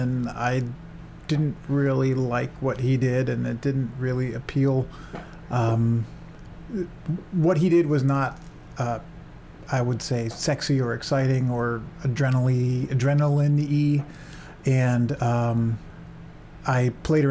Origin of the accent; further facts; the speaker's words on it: San Francisco, California, United States; moved away as an adult; also born or lived in England / Seattle; I grew up in the San Francisco Bay Area